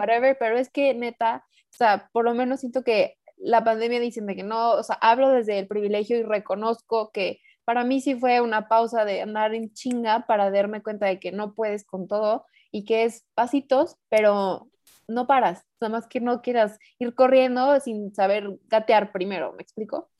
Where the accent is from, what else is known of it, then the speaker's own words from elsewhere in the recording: Mexico; also born or lived in San Luis Potosí; yo vivo en San Luis, yo soy mexicana